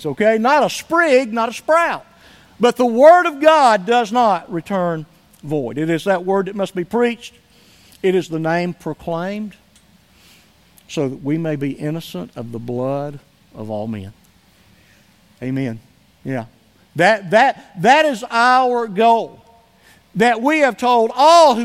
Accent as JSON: {"language": "English", "town": "Somerville", "country": "United States", "tie": "born or raised there", "moved": "yes", "said": "I was able to go up to my hometown, to Somerville, for just an overnight trip"}